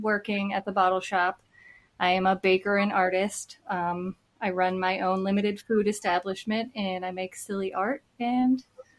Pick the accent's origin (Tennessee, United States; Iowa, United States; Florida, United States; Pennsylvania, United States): Pennsylvania, United States; Pittsburgh; I'm from Pittsburgh, PA. I've kind of lived in and around the city my whole life.